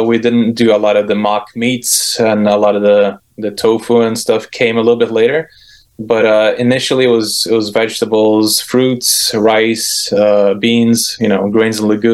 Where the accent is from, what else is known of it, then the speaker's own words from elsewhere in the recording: Brazil; moved away; I grew up in Brazil most of my childhood.